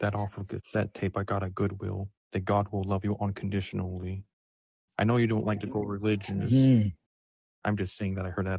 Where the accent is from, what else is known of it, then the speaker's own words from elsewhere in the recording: Palmdale, California, United States; I'm from Cali.